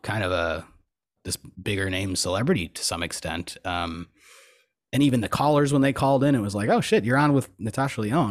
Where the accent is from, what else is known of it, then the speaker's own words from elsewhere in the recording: Buffalo, New York, United States; Growing up in Buffalo